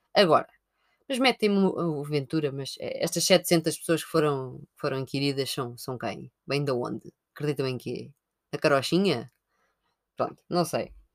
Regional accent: Sintra, Lisbon, Portugal; eu sou de Sintra

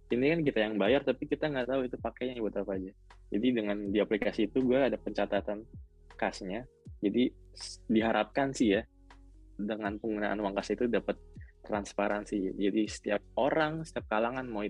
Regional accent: Jakarta, Indonesia; also born or lived in East Java; enggak, gue orang Jakarta. Gue sempet SMP di Jawa Timur setahun.

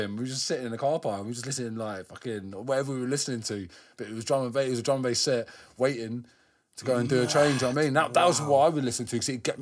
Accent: London, United Kingdom; where I grew up around Northwest, it was everyone I knew that was graffiti was drum and bass heads

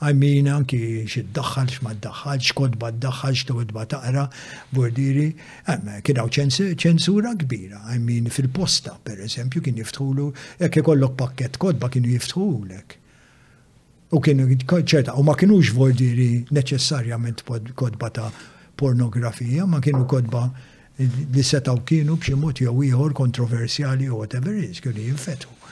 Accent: Malta; Dak iż-żmien kien hawn index Malta.

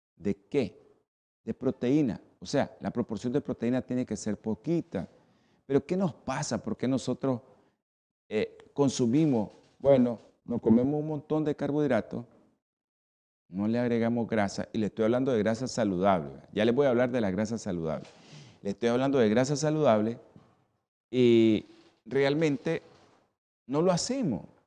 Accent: Nicaragua; así somos los nicas

